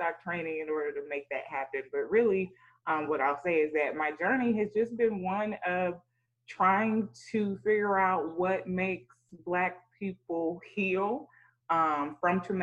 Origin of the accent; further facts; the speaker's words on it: College Park, Georgia, United States; I grew up in College Park, Georgia